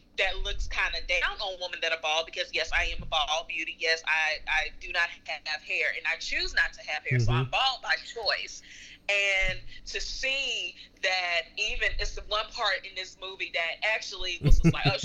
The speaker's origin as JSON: {"language": "English", "town": "Greensboro", "region": "North Carolina", "country": "United States", "said": "I am from Greensboro, North Carolina"}